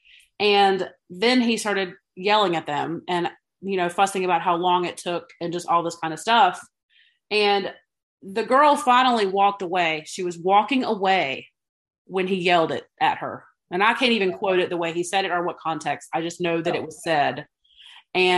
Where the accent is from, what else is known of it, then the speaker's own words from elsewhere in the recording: the South, United States; even as a Southerner